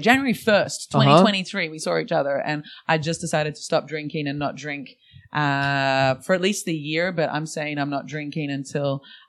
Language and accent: English; Melbourne, Victoria, Australia; moved away as an adult; also born or lived in Elsternwick / Windsor; now in Berlin, Germany; I grew up in Brighton.